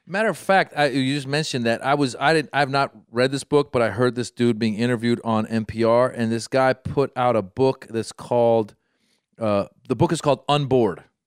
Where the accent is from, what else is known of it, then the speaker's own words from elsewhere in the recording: Iran; moved away; I come from Iran